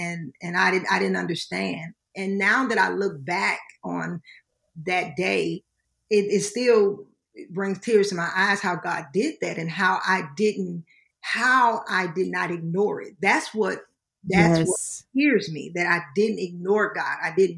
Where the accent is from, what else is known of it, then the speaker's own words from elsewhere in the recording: Baton Rouge, Louisiana, United States; We're from Baton Rouge, Louisiana. That's what my husband and I are originally from.